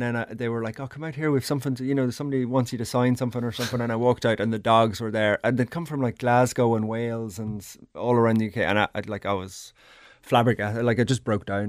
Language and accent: English; Ireland; moved away as an adult; now in Thailand; I grew up in Ireland